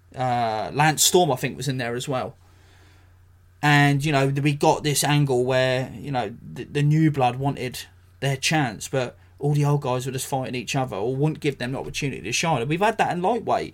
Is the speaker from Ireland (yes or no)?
no; England, United Kingdom; as a, as a Brit, as an Englishman